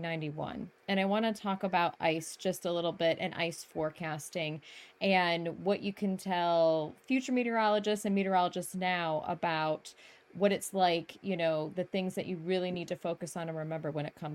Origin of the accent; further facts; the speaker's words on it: Rochester, New York, United States; I'm a fellow upstate New Yorker. I grew up in Rochester, which unfortunately is on the wrong side of where you want to be.